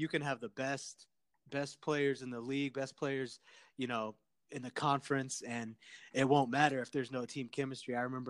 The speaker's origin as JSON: {"language": "English", "region": "Indiana", "country": "United States", "tie": "born or raised there", "said": "me growing up in Indiana"}